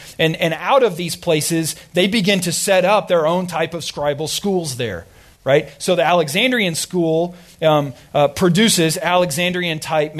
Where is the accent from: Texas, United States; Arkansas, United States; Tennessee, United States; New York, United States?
Arkansas, United States; accent: drawl; And what ends up happening is I grew up in Arkansas, right?